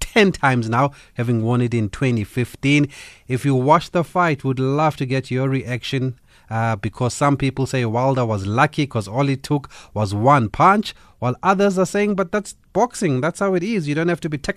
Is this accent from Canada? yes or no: no; Gqeberha, Eastern Cape, South Africa; my team there from my hometown, Nelson Mandela Bay Giants